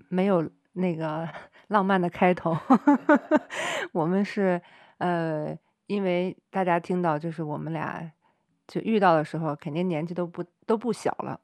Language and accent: Chinese; China; moved away as an adult; 在中国长大